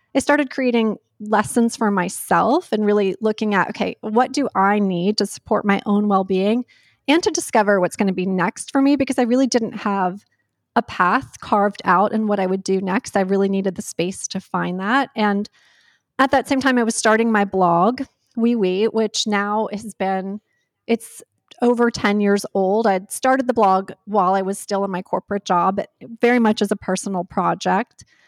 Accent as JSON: {"language": "English", "region": "North Carolina", "country": "United States", "tie": "born or raised there", "said": "I grew up in North Carolina"}